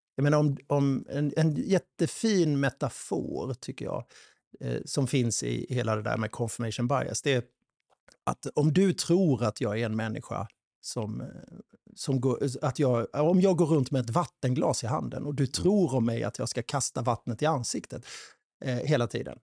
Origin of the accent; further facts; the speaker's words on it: Sweden; vi svenskar